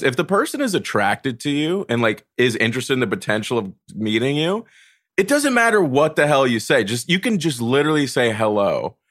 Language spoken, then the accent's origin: English; North Carolina, United States; moved away as an adult; now in New York, United States; I was raised in North Carolina, and then the week I turned eighteen, I moved to New York